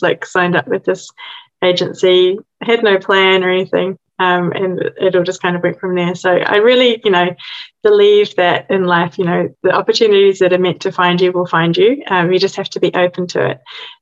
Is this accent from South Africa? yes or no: no; New Zealand; moved away as an adult; now in London, United Kingdom; I'm originally from New Zealand, and I moved to London almost 21 years ago